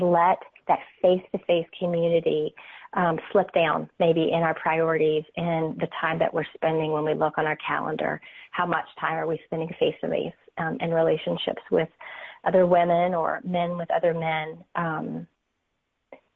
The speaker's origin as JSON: {"language": "English", "region": "North Carolina", "country": "United States", "said": "I'm from North Carolina"}